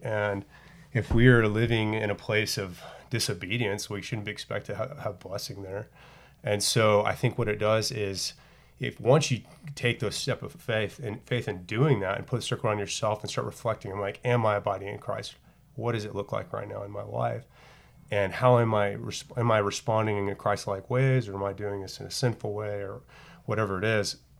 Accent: Dallas, Texas, United States; I grew up in the Dallas area

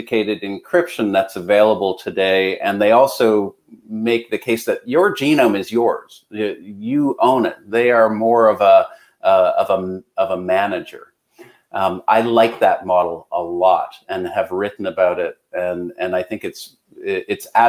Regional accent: Canada; I'm Canadian

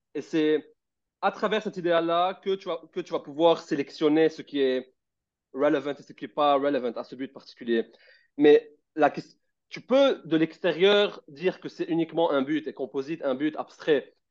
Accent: Lebanon; moved away as an adult; j'étais au Liban et j'ai quitté le Liban pour aller dehors et je vivais seul

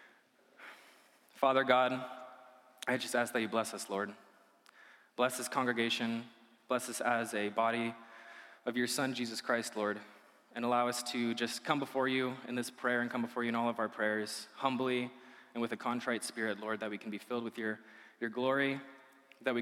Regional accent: Idaho, United States; also born or lived in Illinois; I grew up here in Idaho, though I was originally born in Illinois.

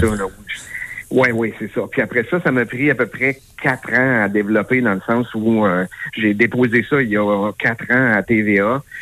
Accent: Quebec, Canada; je suis québécoise

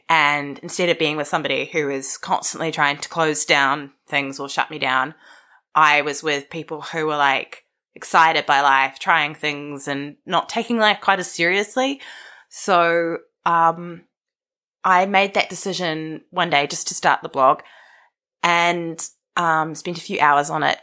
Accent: Wellington, New Zealand; I was born in Karori, the most suburb of suburbs in Wellington

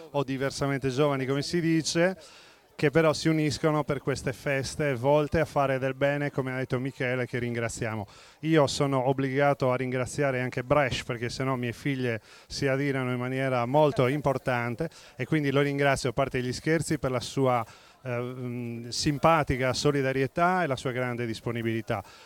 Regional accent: Sardinia, Italy; Da Sardo ovviamente il rosso-blu è nel cuore

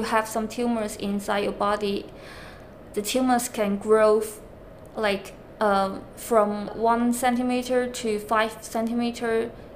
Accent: China; now in London, United Kingdom; I am an outsider from China, when I come into London

